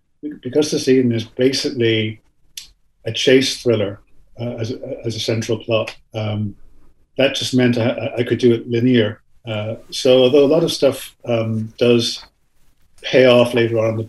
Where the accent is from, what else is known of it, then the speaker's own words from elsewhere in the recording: Ireland; also born or lived in Canada; I'm an Irish citizen. I grew up here, obviously, as you can hear from my accent.